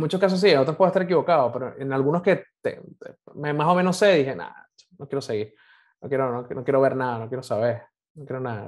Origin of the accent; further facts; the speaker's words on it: Caracas, Capital District, Venezuela; Yo crecí en el oeste de Caracas, yo soy de Montalbán